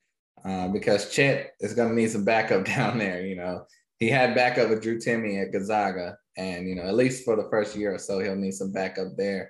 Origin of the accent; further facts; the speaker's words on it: North Carolina, United States; I'm from North Carolina